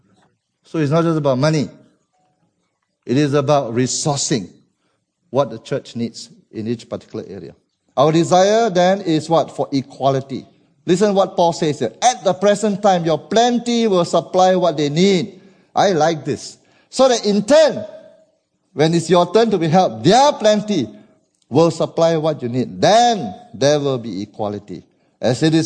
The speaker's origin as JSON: {"language": "English", "country": "Malaysia", "said": "As a Malaysian"}